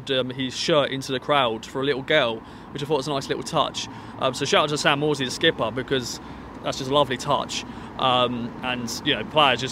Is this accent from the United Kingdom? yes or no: yes; England, United Kingdom; accent: Southern; I was actually English